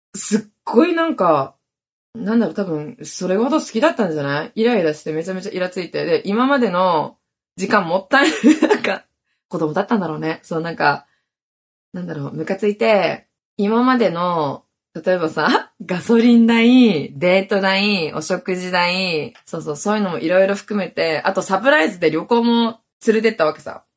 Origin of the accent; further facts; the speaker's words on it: Hokkaido, Japan; moved away as an adult; now in Okinawa, Japan; 出身は私ね、北海道なんですよ。北海道のど田舎で育ちました